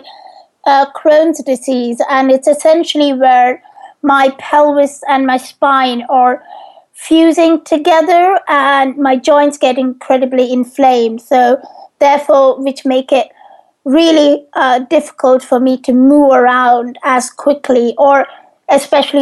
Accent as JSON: {"language": "English", "country": "India", "tie": "born or raised there", "moved": "yes", "lives_now": "United Kingdom", "said": "I grew up in India"}